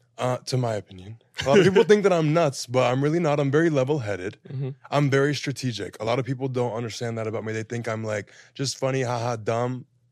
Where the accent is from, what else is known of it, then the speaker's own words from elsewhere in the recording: Florida, United States; also born or lived in Houston, Texas; now in Los Angeles, United States; I lived in Texas. I'm from Florida. That's where the crazy comes from.